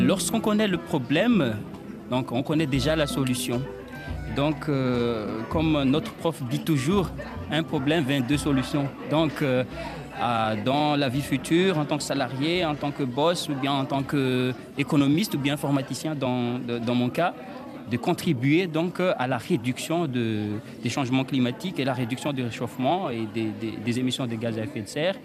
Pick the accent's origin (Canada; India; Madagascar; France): Madagascar; je viens de Madagascar